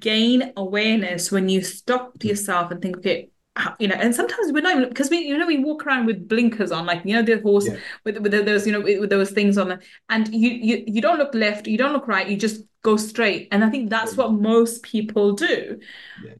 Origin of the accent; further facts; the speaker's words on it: London, United Kingdom; I grew up in the West End, uh, not West End, in the East London, and the in the mm. ghetto part of East London